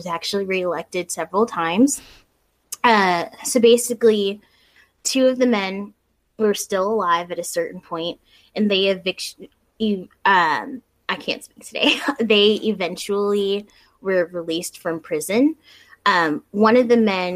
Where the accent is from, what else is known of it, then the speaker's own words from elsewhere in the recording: South Florida, United States; moved away; the place where we grew up, which we grew up in South Florida